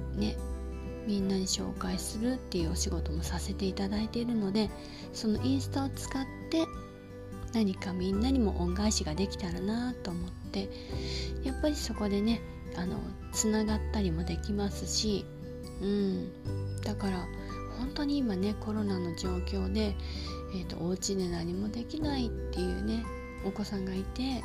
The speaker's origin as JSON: {"language": "Japanese", "town": "Yokosuka", "region": "Kanagawa", "country": "Japan", "tie": "born or raised there", "said": "私の実家が横須賀"}